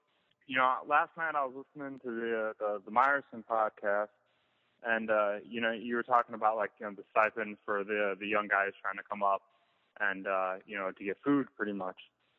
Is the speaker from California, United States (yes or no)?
no; Chicago, Illinois, United States; I'm personally from Chicago